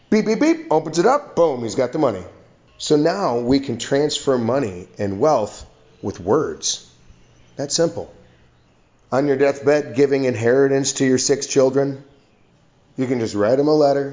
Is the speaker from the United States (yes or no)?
yes; United States; now in Vietnam; I'm an American living overseas in Vietnam